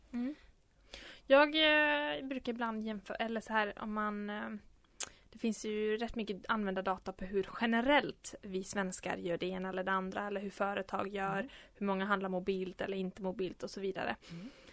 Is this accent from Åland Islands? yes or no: yes; Åland, Åland Islands; now in Vimmerby, Sweden; jag kommer från Finland. Jag är tvåspråkig och uppvuxen på Åland